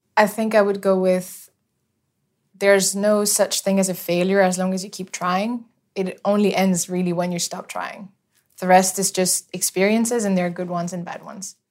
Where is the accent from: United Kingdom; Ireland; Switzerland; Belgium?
Switzerland; now in Dubai, United Arab Emirates; I am from Switzerland, but I live in Dubai now